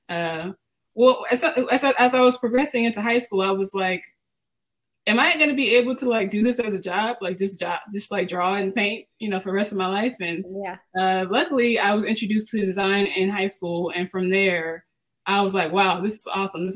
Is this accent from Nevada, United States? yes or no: no; Germantown, Maryland, United States; also born or lived in Baltimore, Maryland; I was born in Baltimore, but we actually lived in the suburbs of DC, Germantown, Maryland. And so throughout the weeks, I would be in Germantown, but on the weekends, we would go to Baltimore